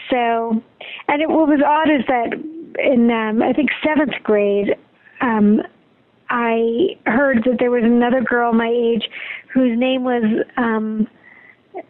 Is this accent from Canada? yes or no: yes; Montreal, Quebec, Canada; I'm from Montreal, Quebec